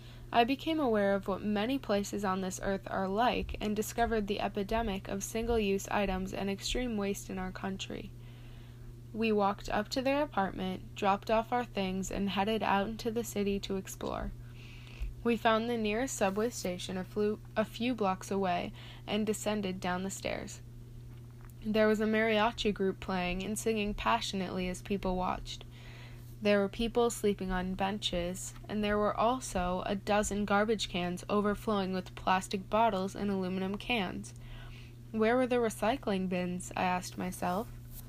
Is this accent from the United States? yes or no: yes; Austin, Minnesota, United States; Growing up in Austin, Minnesota, I had not been exposed to the vast array of pollution throughout the earth.